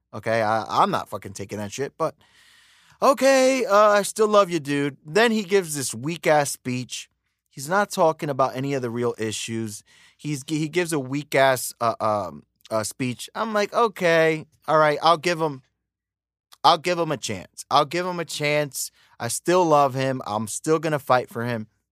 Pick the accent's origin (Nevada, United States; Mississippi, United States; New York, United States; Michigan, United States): New York, United States; the same area as Pop Smoke; also born or lived in Dominican Republic (ancestry); We're from the same area. And, uh, I'm a Dominican. I'm American from Dominican parents.